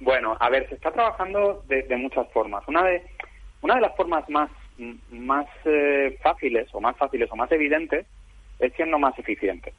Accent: Valencian Community, Spain; siendo valenciano

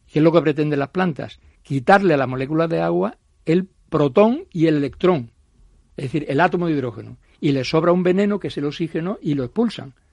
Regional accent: Coria del Río, Andalusia, Spain; yo soy sevillano de nacimiento.

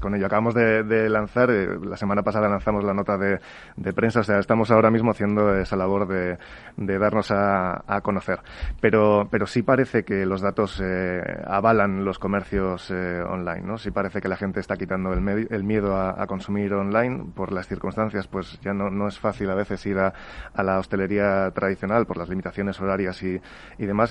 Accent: Spain; en España somos muy saludables o muy poco saludables

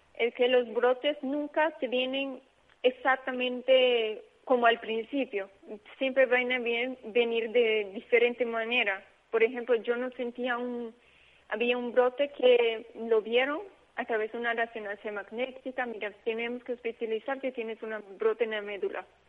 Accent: Aruba; moved away; yo soy de Caribe, yo soy de Aruba, pero mi papá es portugués

